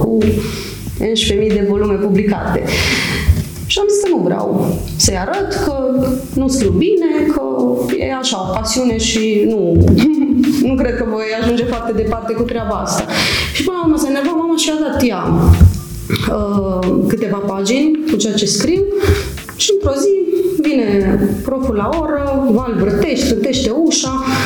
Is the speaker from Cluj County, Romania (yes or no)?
yes; Huedin, Cluj County, Romania; moved away as an adult; now in Cluj-Napoca, Romania; m-am născut și am crescut în Huiedin, un mic orășel unde toată lumea cunoaște pe toată lumea